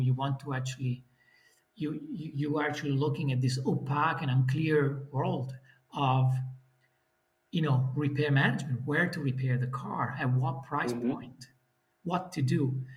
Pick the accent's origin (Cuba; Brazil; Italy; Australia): Italy; moved away as an adult; now in Netherlands; I'm from Italy.